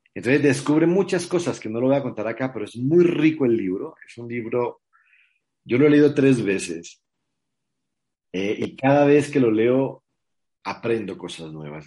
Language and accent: Spanish; Mexico; ella está aquí en mi país hace cinco años, que se vino a vivir conmigo